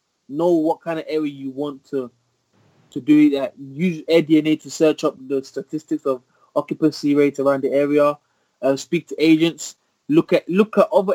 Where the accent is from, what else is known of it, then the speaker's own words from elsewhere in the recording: Birmingham, West Midlands, United Kingdom; also born or lived in Nottingham; I'm from Birmingham